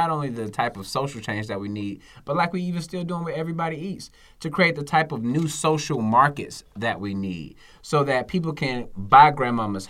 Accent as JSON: {"language": "English", "town": "Atlanta", "region": "Georgia", "country": "United States", "tie": "born or raised there", "said": "I'm from the South Side, Cleveland Avenue"}